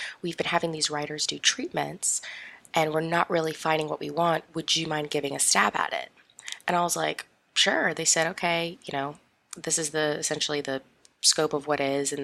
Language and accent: English; Las Vegas, Nevada, United States; also born or lived in Sydney, Australia; My family and I moved to Las Vegas in the year 2000. And so I grew up there for a very, very long time.